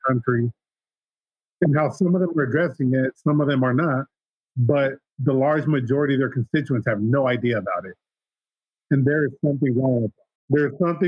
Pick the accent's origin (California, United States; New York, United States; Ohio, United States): California, United States; San Diego; now in San Jose, United States; I was born in San Diego, California